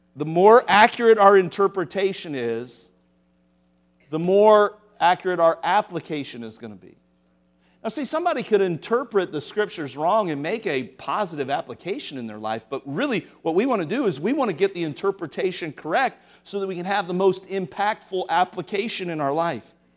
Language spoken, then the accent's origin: English; Cincinnati, Ohio, United States; moved away; I grew up in Cincinnati.